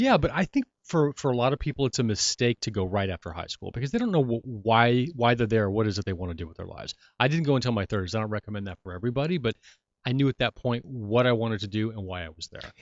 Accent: Hollywood and Orange County, California, United States; Hollywood in Central America and then Orange County

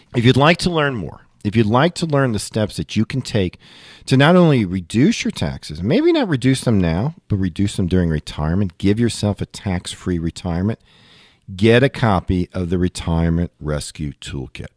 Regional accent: Long Island, New York, United States; as a kid, I grew up in Long Island

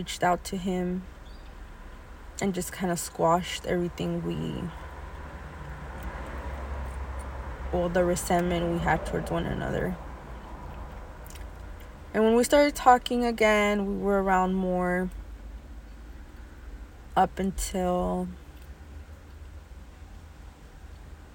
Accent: California, United States; I was born in California, U.S. of A.

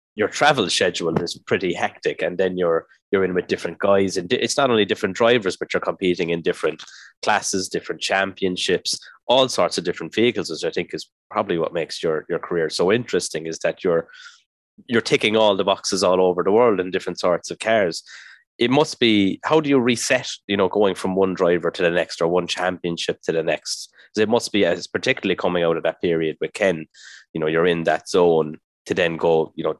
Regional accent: Ireland; as an Irish person

